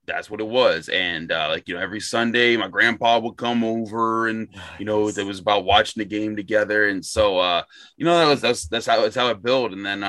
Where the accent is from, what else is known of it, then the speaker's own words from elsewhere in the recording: Pittsburgh, Pennsylvania, United States; as a kid, I grew up in Pittsburgh.